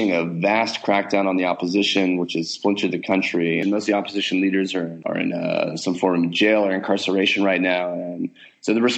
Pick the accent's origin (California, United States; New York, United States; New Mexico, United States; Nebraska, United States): New Mexico, United States; Hobbs; moved away as an adult; also born or lived in Texas; now in Islamabad, Pakistan; I come from Hobbs, New Mexico, very small oil town in southeast New Mexico. I lived there for 18 years of my life.